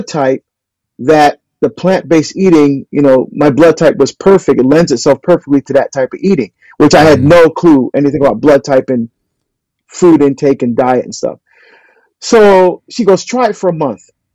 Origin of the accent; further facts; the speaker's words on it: New Jersey, United States; I'm from New Jersey. I grew up on steak and ribs and burgers and bratwurst, Italian sausage